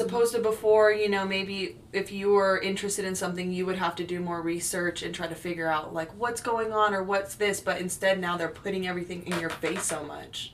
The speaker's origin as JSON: {"language": "English", "region": "California", "country": "United States", "moved": "as an adult", "lives_now": "Portland, United States", "said": "originally from california uh, I do love my home state"}